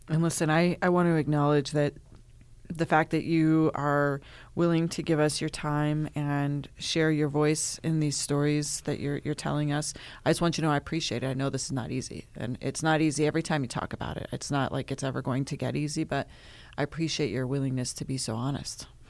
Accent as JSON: {"language": "English", "town": "Lyons", "region": "Colorado", "country": "United States", "said": "I'm from Lyons, Colorado, so it's a small town"}